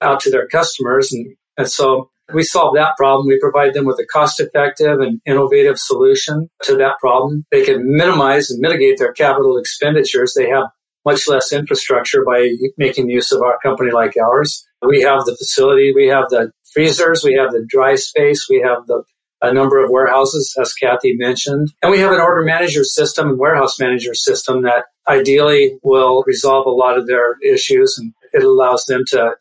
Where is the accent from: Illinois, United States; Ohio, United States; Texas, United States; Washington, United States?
Washington, United States; Bellingham; I grew up in Bellingham, Washington